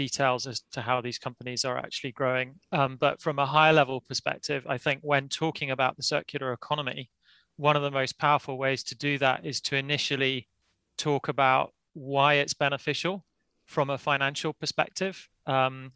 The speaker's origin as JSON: {"language": "English", "region": "Yorkshire and the Humber", "country": "United Kingdom", "moved": "yes", "lives_now": "Edinburgh, United Kingdom", "said": "I'm actually a Yorkshireman, but living in Edinburgh now in Scotland"}